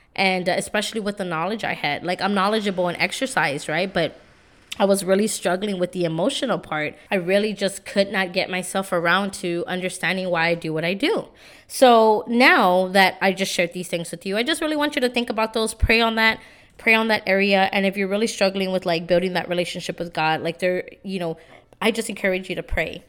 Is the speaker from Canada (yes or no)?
no; San Antonio, Texas, United States; I'm from San Antonio. You know, now I live in the South Side, but I grew up in the East Side